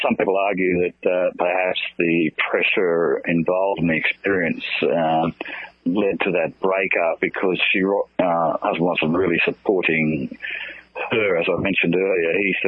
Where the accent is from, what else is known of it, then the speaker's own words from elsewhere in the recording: Grafton, New South Wales, Australia; my hometown of Grafton on the far north coast of New South Wales